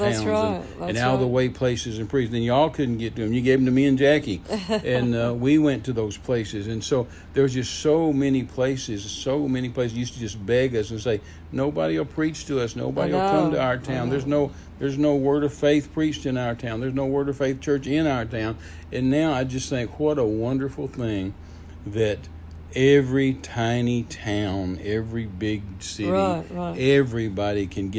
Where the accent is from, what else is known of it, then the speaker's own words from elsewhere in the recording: Midland, Texas, United States; I'm from West Texas. I'm from Midland, Texas, raised there.